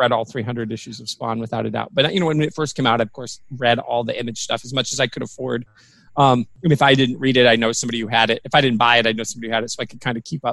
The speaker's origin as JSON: {"language": "English", "region": "Michigan", "country": "United States", "tie": "born or raised there", "said": "I grew up in Michigan"}